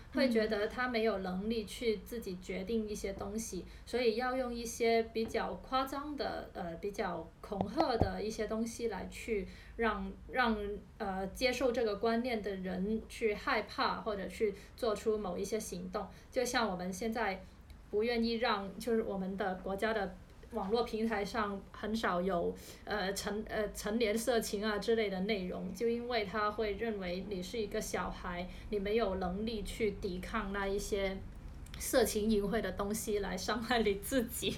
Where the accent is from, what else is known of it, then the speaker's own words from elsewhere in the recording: China; 对于我们中国人来说